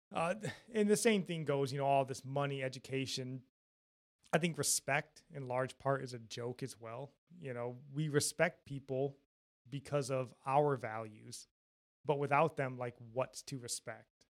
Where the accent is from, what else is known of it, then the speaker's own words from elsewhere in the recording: Jackson, Michigan, United States; we're from Michigan, Jackson, Michigan, more specifically